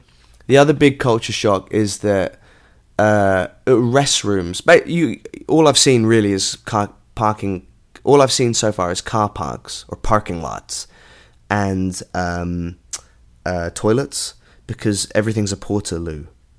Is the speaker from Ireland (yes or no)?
no; London, United Kingdom; I'm from London.